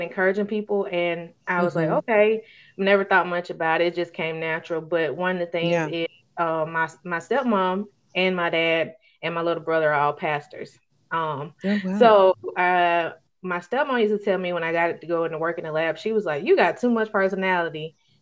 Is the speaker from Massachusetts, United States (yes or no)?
no; Alabama, United States; if y'all can probably tell it in my accent, I'm an Alabama native, born and raised, been here all my life